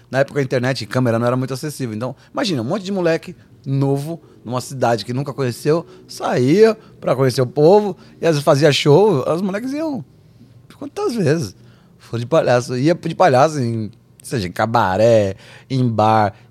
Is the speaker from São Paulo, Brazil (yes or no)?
yes; São Paulo, Brazil; E a gente é de São Paulo, Edu é de, de Bragança.